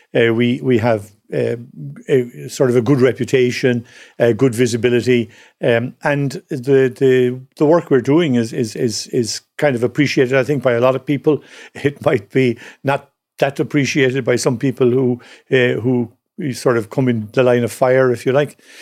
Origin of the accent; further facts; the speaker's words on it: Cork, Munster, Ireland; growing up in Cork